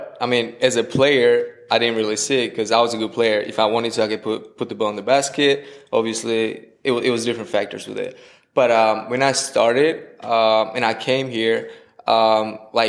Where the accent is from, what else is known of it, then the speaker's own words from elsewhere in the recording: Georgia; moved away as an adult; I came from the country of Georgia, which is eastern part of Europe